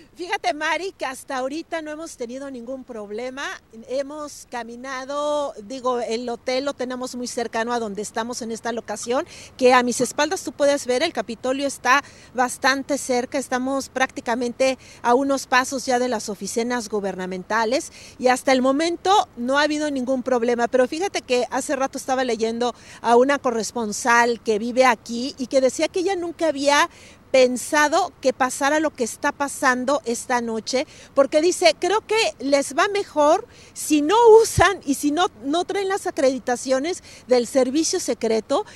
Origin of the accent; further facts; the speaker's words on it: Mexico; now in United States; nosotros como mexicanos